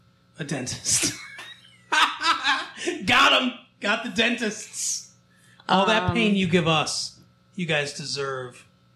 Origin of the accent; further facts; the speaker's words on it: the South, United States; Like I'm from the South.